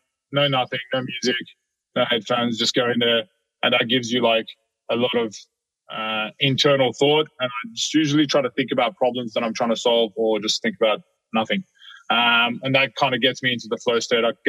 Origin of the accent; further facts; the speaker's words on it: Sydney, New South Wales, Australia; I grew up in Sydney in Australia